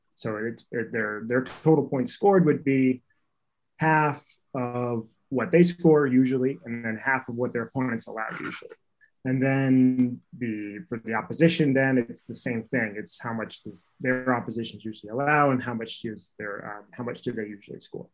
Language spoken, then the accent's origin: English; North Carolina, United States; we grew up in North Carolina, so we played in North Carolina all through high school and college